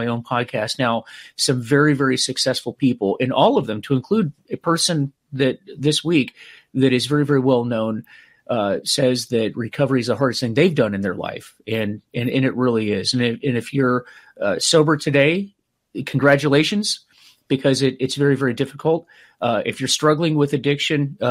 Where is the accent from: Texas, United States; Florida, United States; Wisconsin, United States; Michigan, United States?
Florida, United States; Clearwater; Clearwater, Florida, which is where I grew up